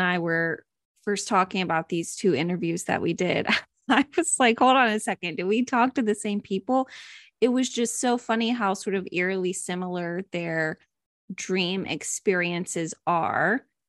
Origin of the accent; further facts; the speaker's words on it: Lake George, New York, United States; And my brother and I, we grew up in Lake George, New York. So we have a lot of stories there.